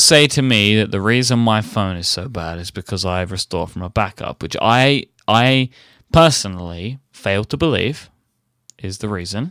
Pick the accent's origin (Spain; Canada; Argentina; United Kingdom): United Kingdom; I'm British